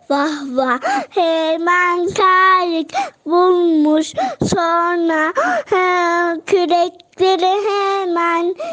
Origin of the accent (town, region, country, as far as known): Kahramanmaraş, Turkey